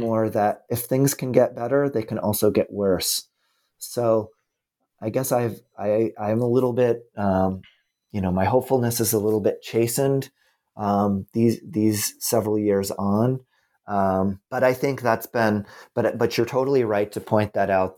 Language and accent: English; United States; as an American